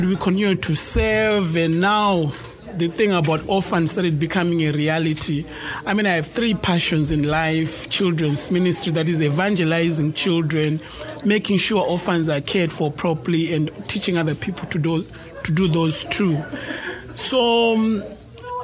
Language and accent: English; Bulawayo, Zimbabwe; also born or lived in Harare, Zimbabwe; I grew up in a second largest city in Zimbabwe called Blawayo